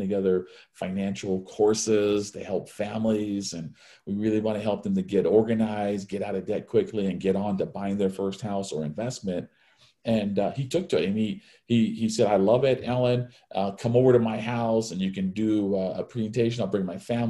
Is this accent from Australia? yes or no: no; Hawaii, United States; I was born and raised in Hawaii